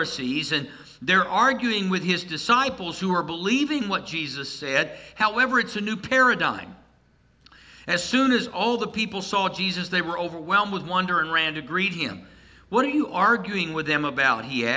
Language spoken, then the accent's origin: English; Tulsa, Oklahoma, United States; I grew up outside of Tulsa